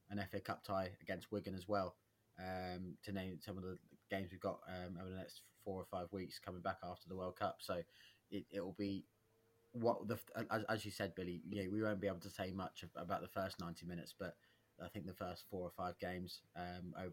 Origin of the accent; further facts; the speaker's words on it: Ireland; As an Irishman, Stephen Kenny as as Republic of Ireland manager is is horrifically bad.